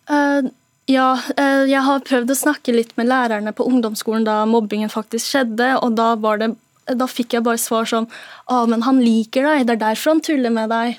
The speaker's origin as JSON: {"language": "Norwegian", "country": "Norway", "tie": "born or raised there", "said": "hele barndommen min i Norge"}